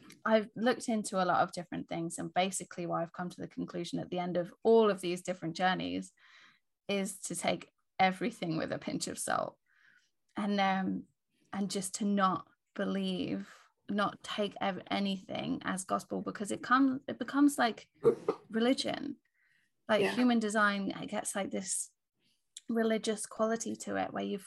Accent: England, United Kingdom; I was born in England

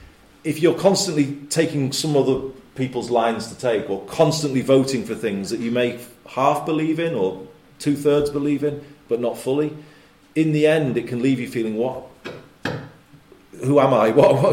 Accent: Liverpool, North West England, United Kingdom; I was born in Liverpool

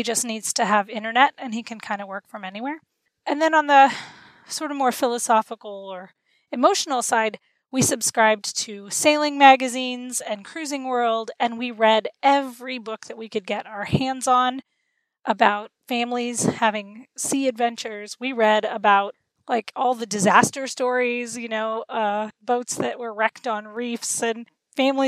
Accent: Florida, United States; my husband and I grew up in Florida

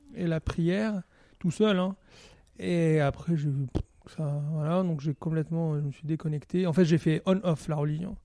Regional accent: Algiers, Algiers Province, Algeria; now in France; j'ai grandi à Alger, mais d'une famille qui vient du Moyen-Orient

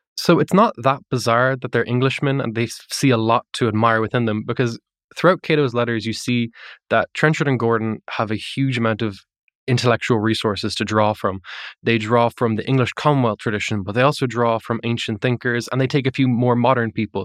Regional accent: Ireland; I'm not from America, I'm Irish

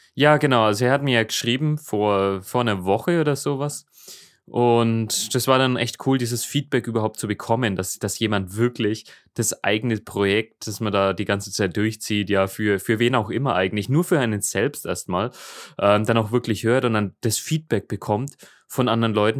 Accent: Middle Franconia, Bavaria, Germany; im Frankenländle, bei uns in Mittelfranken

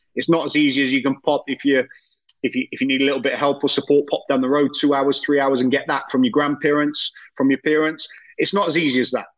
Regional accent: Welsh, Wales, United Kingdom; I'm Welsh

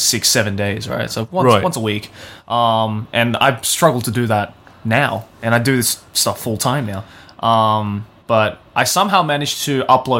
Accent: Australia; I'm Australian-born Japanese

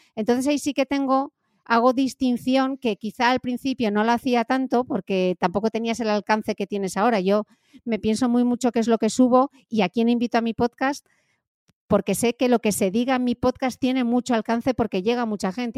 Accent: Gijón, Asturias, Spain; moved away as an adult; also born or lived in London; en Gijón, de donde soy yo, del norte de España

